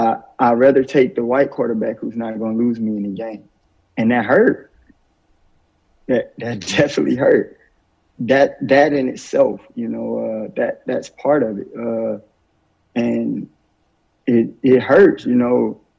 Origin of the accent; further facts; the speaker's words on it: Alabama, United States; growing up in Alabama, you know, I went through a lot.